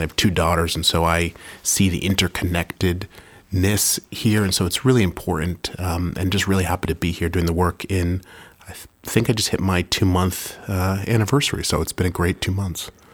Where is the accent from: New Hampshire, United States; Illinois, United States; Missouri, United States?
New Hampshire, United States; Manchester; I remember driving to Manchester Memorial High School early in the morning, grabbing my Dunkin' Donuts iced coffee, no matter how cold it is. You always have iced coffee 'cause we're from New Hampshire